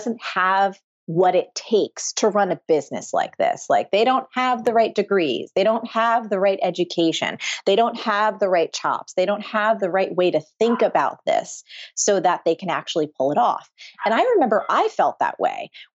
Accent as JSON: {"language": "English", "region": "New Jersey", "country": "United States", "said": "I'm from New Jersey. I was raised by like just middle-class blue-collar people."}